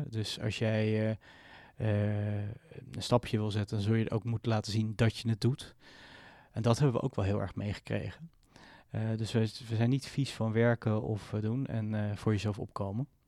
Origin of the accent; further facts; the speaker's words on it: Israel; born there; ik ben geboren in Israël. Mijn ouders waren naar Israël ehm, verhuisd en ben, zijn zo teruggekomen.